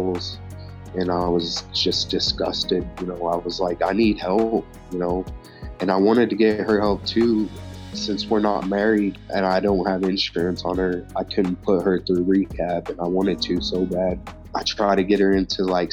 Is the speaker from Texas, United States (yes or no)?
yes; Big Spring, Texas, United States; One of the girls that I grew up in Big Spring